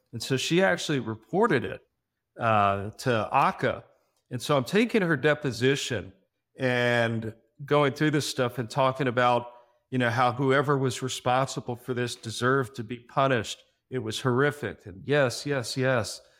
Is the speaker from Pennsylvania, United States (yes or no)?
no; Miami, Florida, United States; I was actually born and raised in Miami. I'm a native Floridian